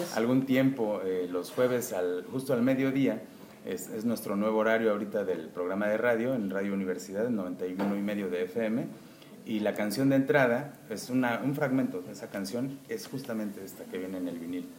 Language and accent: Spanish; Mexico; México en general es un país bastante surrealista. ¿No? Entonces eh, somos muy alegres